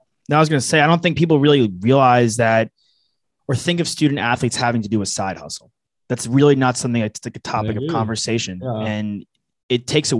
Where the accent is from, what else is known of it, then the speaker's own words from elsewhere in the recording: New York, United States; I'm from New York.